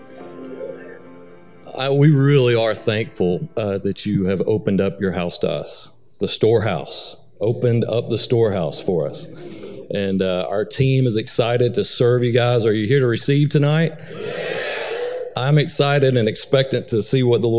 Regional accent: Atlanta, Georgia, United States; moved away as an adult; now in Missouri, United States; I'm originally from Atlanta, Georgia

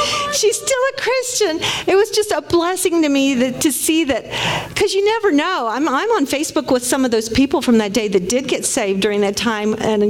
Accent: Tulsa, Oklahoma, United States; When I was in high school, I'm from Tulsa

